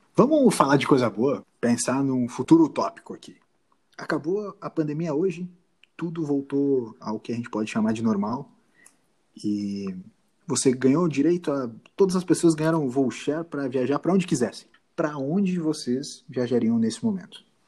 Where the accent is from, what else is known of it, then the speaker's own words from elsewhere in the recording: Brazil; a gente é brasileiro